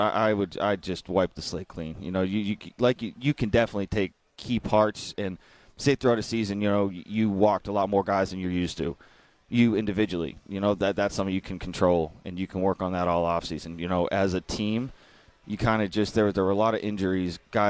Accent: Boston, Massachusetts, United States; now in Jupiter, United States; I know I'm from Boston. I grew up in cold. My blood has become so thin since I've moved down to Jupiter.

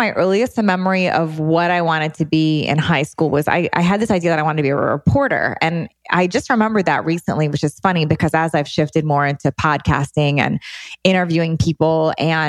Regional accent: D.C., Maryland, United States; now in West Coast, United States; I grew up outside of Washington, D.C.

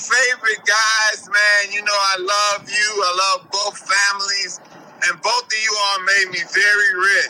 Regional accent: Chicago, Illinois, United States; now in Los Angeles, United States; You know I'm from Chicago.

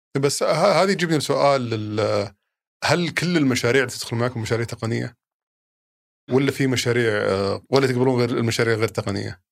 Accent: Saudi Arabia; عندنا في السعوديه هنا

